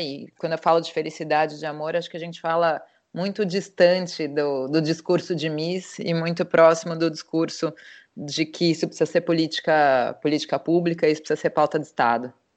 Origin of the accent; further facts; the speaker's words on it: São Paulo, Brazil; now in Portugal; Eu sou paulista